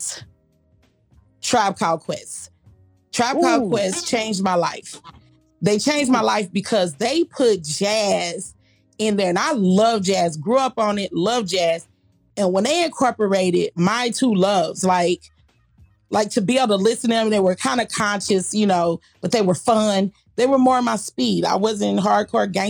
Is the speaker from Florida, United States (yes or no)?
no; Kansas City, Missouri, United States; Kansas City, Missouri, my home.